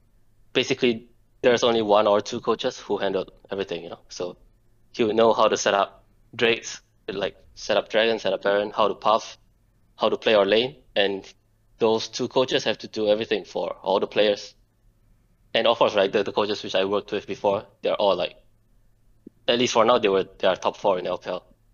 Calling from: Singapore; Yeah, calling for Singapore.

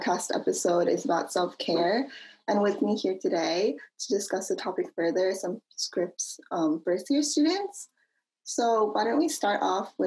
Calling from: New Jersey, United States; I'm currently calling from New Jersey.

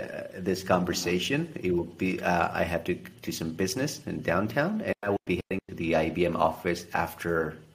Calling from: Buenos Aires, Argentina; I'm in Buenos Aires, Argentina.

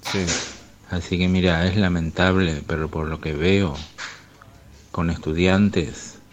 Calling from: Buenos Aires, Argentina; Hola Ramiro … de Villa del Parque.

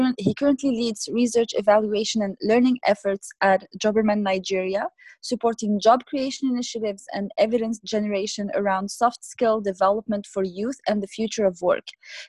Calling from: Vancouver, British Columbia, Canada; and I am the co-host of African Jeopardy, and I'm recording from Vancouver in British Columbia.

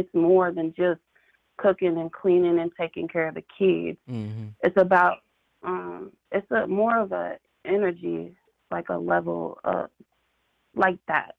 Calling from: Columbia, Missouri, United States; I'm calling from Columbia, Missouri.

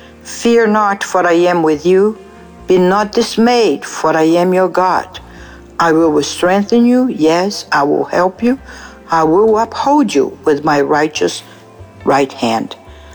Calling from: San Diego, California, United States; Hello, my brothers and sisters. … from San Diego.

